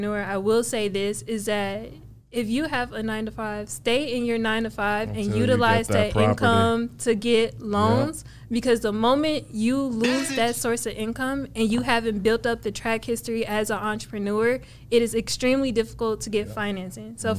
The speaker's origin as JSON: {"language": "English", "town": "Cleveland", "region": "Ohio", "country": "United States", "tie": "born or raised there", "also_born_or_lived": "California", "moved": "as an adult", "lives_now": "Dallas, United States", "said": "I'm from Cleveland, Ohio, born and raised. I lived there up until the age of 18"}